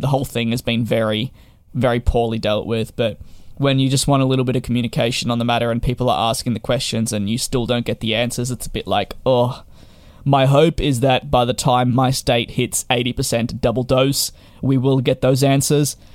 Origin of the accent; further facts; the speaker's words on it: Victoria, Australia; my home state of Victoria